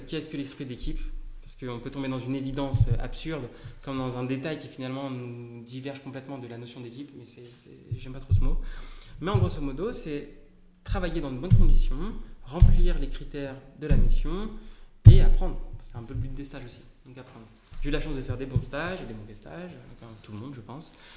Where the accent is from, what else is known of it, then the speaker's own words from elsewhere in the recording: Paris / Île-de-France, France; je suis parisien. enfin, D'accord. Plus grand à Paris, mais en Ile-de-France